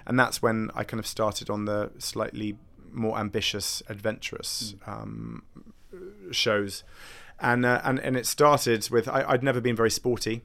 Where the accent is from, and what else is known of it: United Kingdom; accent: posh